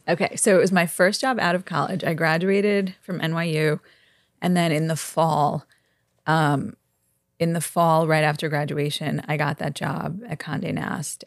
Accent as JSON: {"language": "English", "town": "New York City", "region": "New York", "country": "United States", "tie": "born or raised there", "said": "Grew up in Brooklyn. Went to NYU. Live in the West Village."}